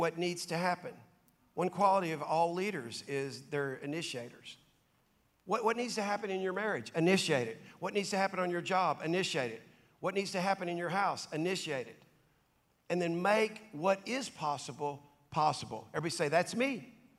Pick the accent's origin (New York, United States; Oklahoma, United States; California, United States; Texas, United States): Texas, United States; Dallas; I grew up in South Dallas, in Oak Cliff, Cockrell Hill, to be specific